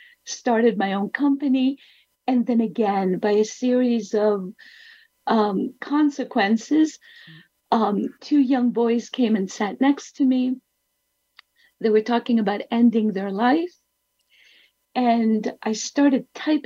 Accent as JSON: {"language": "English", "town": "Athens", "region": "Attica", "country": "Greece", "tie": "born or raised there", "said": "I was born in Athens"}